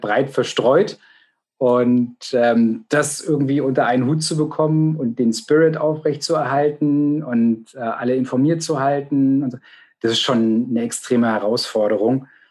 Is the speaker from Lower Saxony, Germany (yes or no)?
no; Potsdam, Brandenburg, Germany; ich bin gebürtiger Potsdamer